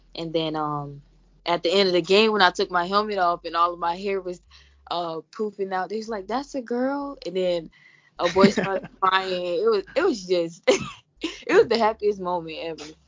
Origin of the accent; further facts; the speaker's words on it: Florida, United States; I'm from Florida, born and raised